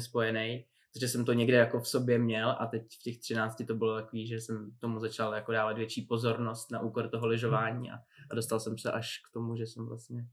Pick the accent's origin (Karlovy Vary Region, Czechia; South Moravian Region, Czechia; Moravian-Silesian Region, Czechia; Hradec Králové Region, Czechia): Hradec Králové Region, Czechia; Špindlerův Mlýn; jsem vyrůstal ve Špindlu